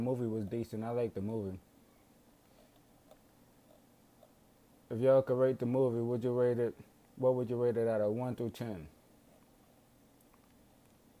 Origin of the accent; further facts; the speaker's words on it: Marrero, Louisiana, United States; I come from Marrero, Louisiana